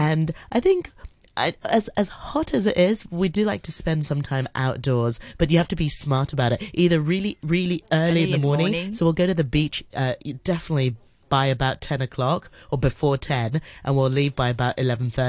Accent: Hong Kong; we're from Hong Kong. We've lived in Hong Kong all our lives

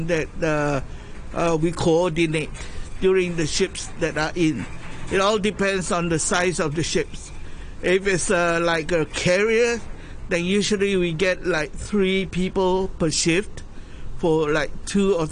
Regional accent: Singapore; moved away as an adult; now in Hong Kong; the original place that I come from is from Singapore. Educated and born there

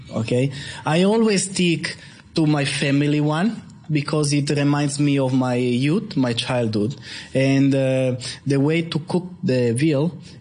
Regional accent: Piedmont, Italy; now in Hong Kong; I'm from Piedmont.

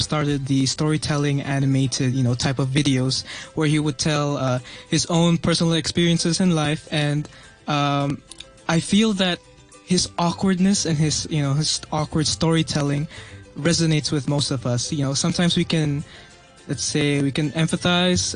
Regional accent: Philippines; now in Hong Kong; I'm also from the Philippines.

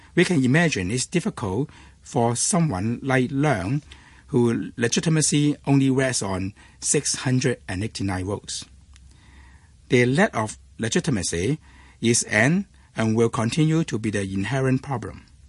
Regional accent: Hong Kong; I was born and raised in Hong Kong

